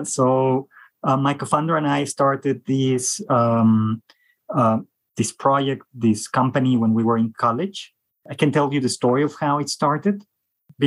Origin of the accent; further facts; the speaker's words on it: Mexico; I'm from Mexico